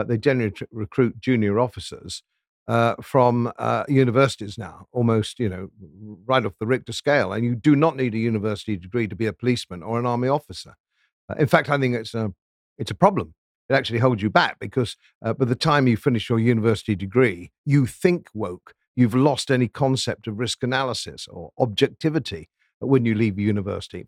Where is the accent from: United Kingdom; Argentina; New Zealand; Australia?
United Kingdom; Yorkshire and the Humber; as a Yorkshireman